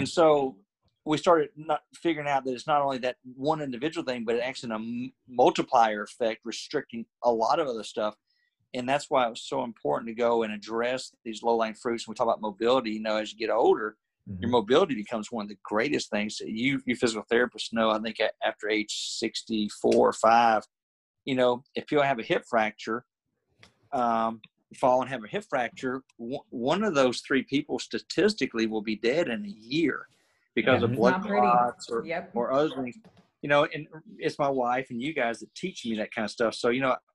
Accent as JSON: {"language": "English", "region": "Alabama", "country": "United States", "said": "I'm from Alabama"}